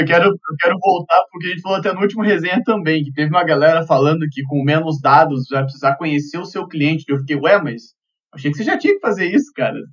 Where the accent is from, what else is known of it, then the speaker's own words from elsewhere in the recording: Curitiba, Paraná, Brazil; eu sou de Curitiba